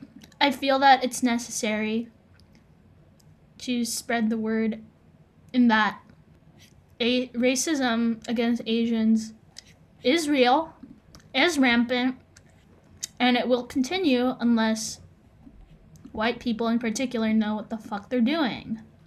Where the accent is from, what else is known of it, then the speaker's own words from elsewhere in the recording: United States; I am ethnically Filipino, but I am, in terms of culture and values, am American.